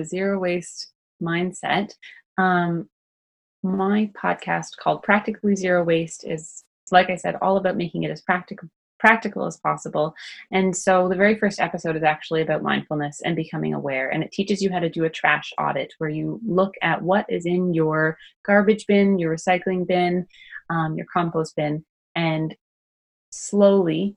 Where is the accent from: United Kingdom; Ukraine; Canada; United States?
Canada; I'm also Canadian